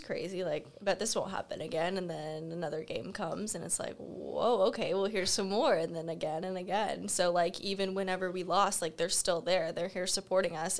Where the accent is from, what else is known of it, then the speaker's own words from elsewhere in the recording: Florida, United States; moved away; I'm from Florida, right next to the beach